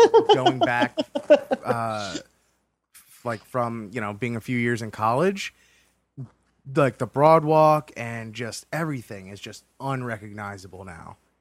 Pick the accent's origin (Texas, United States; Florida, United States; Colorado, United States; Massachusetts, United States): Florida, United States; Hollywood; very, very familiar to what I grew up in uh, down in Hollywood, Florida